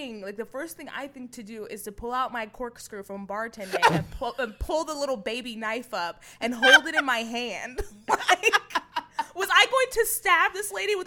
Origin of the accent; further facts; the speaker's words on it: Dallas, Texas, United States; now in Los Angeles, United States; I'm from Dallas, Texas